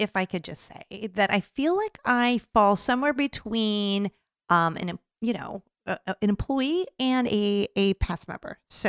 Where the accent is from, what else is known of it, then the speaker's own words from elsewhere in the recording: San Diego, California, United States; moved away; my hometown of San Diego